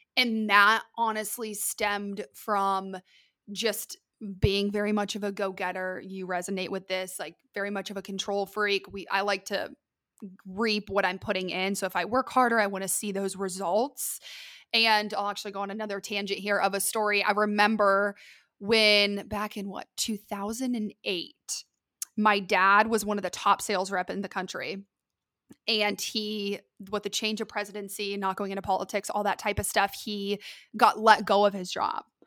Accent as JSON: {"language": "English", "town": "Columbus", "region": "Ohio", "country": "United States", "tie": "born or raised there", "also_born_or_lived": "Lexington, Kentucky", "moved": "as an adult", "lives_now": "Dallas, United States", "said": "I am from Columbus, Ohio, originally. I was born and raised there"}